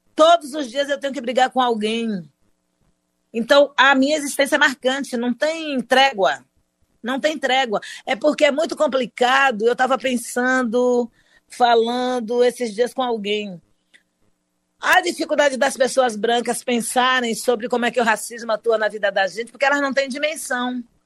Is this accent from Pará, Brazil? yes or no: no; Salvador, Bahia, Brazil; sou aqui de Salvador da Bahia, a melhor cidade desse país